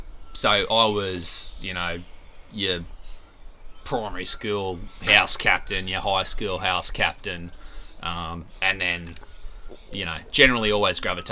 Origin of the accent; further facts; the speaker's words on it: Gracemere, Queensland, Australia; also born or lived in Rockhampton; I was born in Rocky, and then they moved to Gracemere when I was about 2.